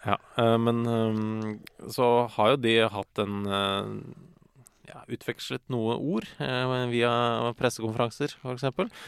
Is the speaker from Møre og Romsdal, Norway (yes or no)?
no; Ski, Akershus, Norway; Jeg er fra Ski kommune